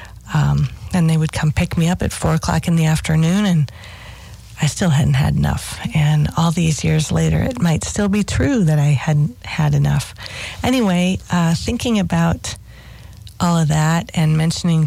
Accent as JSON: {"language": "English", "region": "South Dakota", "country": "United States", "tie": "born or raised there", "said": "my home on the prairie in South Dakota."}